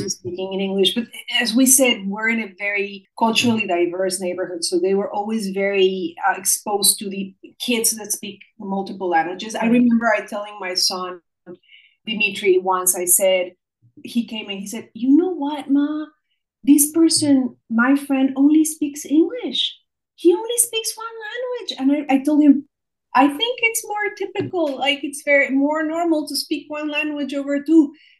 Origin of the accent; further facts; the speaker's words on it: United States; their mom is Mexican, because I'm Mexican-American, and their father is Greek